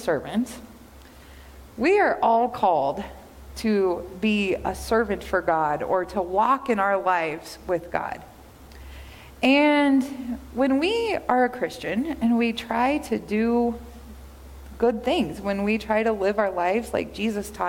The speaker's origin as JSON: {"language": "English", "region": "Kansas", "country": "United States", "tie": "born or raised there", "said": "I grew up in Kansas"}